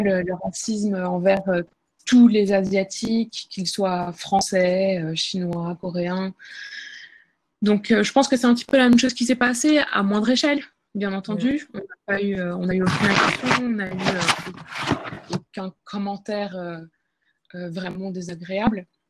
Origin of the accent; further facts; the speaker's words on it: France; moved away as an adult; now in Seoul, South Korea; en tant que Française